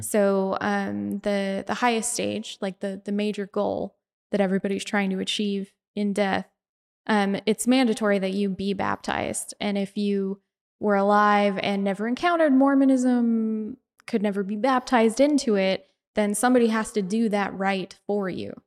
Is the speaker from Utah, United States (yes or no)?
yes; Bountiful, Utah, United States; I'm from Bountiful, so I'm right in between Ogden and Salt Lake